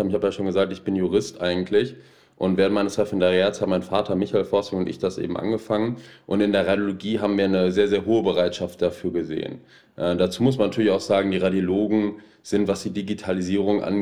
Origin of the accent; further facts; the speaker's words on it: Essen, North Rhine-Westphalia, Germany; Ich bin Essener, äh, hier groß geworden und ähm, ähnlich wie Sie, dem Ruhrgebiet dann irgendwie doch sehr zugewandt.